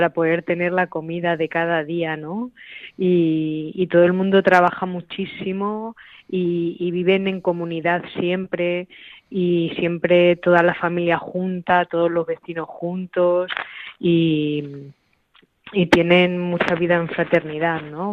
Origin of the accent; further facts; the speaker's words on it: Talavera de la Reina, Castilla-La Mancha, Spain; aquí en mi pueblo, en mi casa, en Talavera